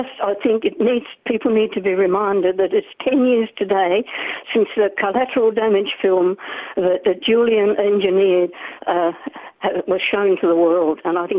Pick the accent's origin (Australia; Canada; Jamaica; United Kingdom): Australia; now in New Zealand; I'm ringing from New Zealand. I'm an Australian.